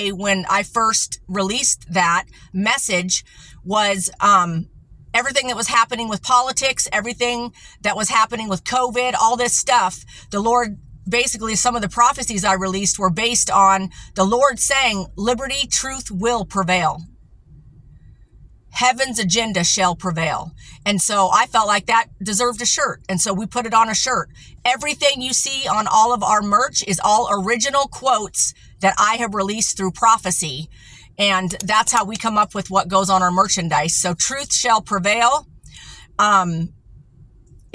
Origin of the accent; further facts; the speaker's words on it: United States; I'm American. Okay. Mostly